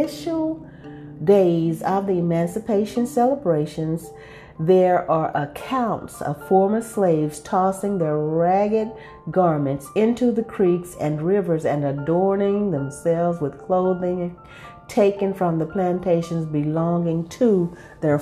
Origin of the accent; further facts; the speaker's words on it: Texas, United States; I'm still a Texan